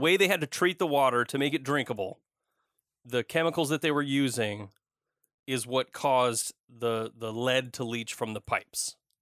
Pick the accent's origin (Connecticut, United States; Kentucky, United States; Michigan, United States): Michigan, United States; Flint; moved away as an adult; also born or lived in Portland area; now in Portland, United States; That's where I grew up, went to, uh, school, el, high school, graduated, and, uh, I left.